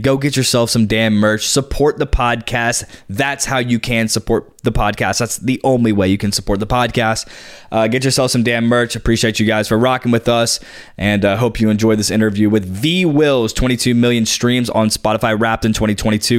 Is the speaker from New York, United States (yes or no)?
no; Nashville, Tennessee, United States; we're from Nashville